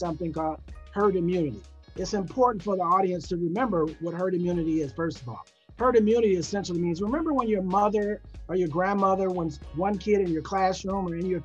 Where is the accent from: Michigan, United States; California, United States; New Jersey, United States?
Michigan, United States; Detroit; moved away; also born or lived in South Carolina / Connecticut; I'm originally from Detroit, born and raised there